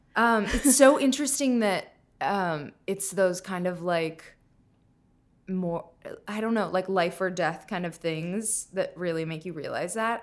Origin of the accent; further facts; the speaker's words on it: Minnesota, United States; moved away; I'm from Minnesota